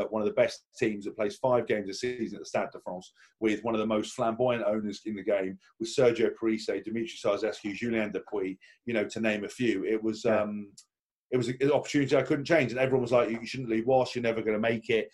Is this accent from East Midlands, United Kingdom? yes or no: no; Windsor, South East England, United Kingdom; moved away as an adult; now in Northampton, United Kingdom; I was born in Windsor, so I've never been anywhere near in the Midlands